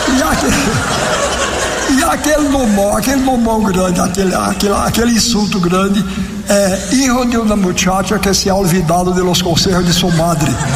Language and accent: Portuguese; Brazil; eu nasci num país que fala português